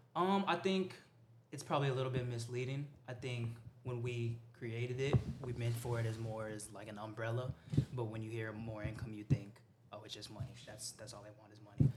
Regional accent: El Paso, Texas, United States; moved away as an adult; also born or lived in San Antonio; I grew up in El Paso.

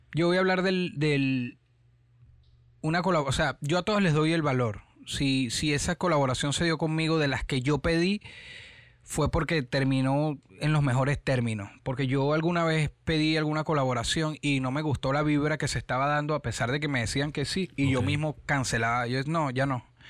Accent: Caracas, Capital District, Venezuela; moved away as an adult; also born or lived in San Diego, Carabobo / Panama / Orlando / Miami; now in United States; Soy de Caracas

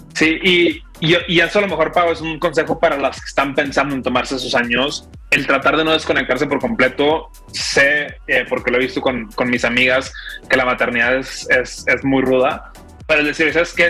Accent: Monterrey, Nuevo León, Mexico; soy regio

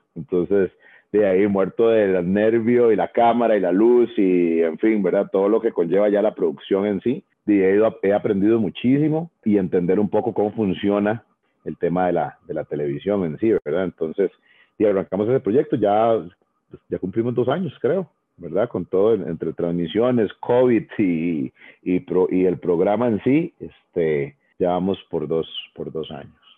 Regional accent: Tres Ríos, Cartago, Costa Rica; moved away as an adult; also born or lived in Puebla, Mexico / Nebraska, United States / Miami, United States / Guanacaste; yo soy oriundo de Tres Ríos

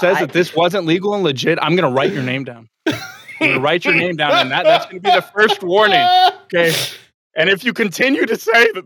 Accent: Texas, United States; I'm from Texas.

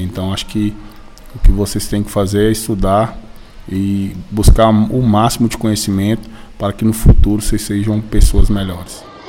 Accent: Paracatu, Minas Gerais, Brazil; sou aqui do bairro Paracatuzinho, nascido e criado aqui.

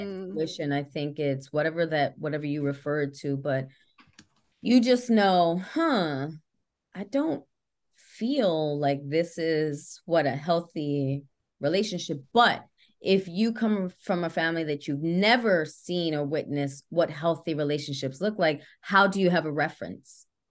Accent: New York City, New York, United States; I grew up in the Bronx, uh, born and raised

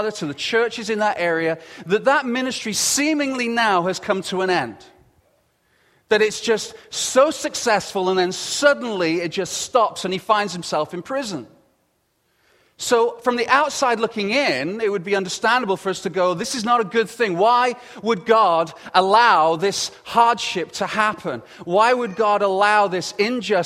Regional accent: England, United Kingdom; accent: English; with the English accent and everything that I have, my accent isn't as posh as his

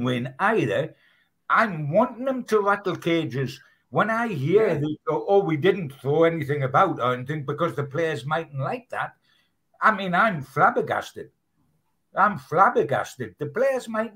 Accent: Newcastle upon Tyne, North East England, United Kingdom; as a Geordie

